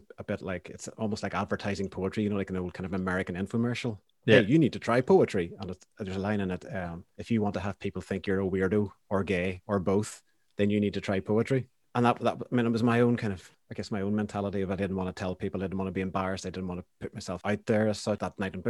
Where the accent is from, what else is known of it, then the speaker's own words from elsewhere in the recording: Banbridge, Northern Ireland, United Kingdom; when I was growing up in Banbridge, I didn't know anyone else that played music.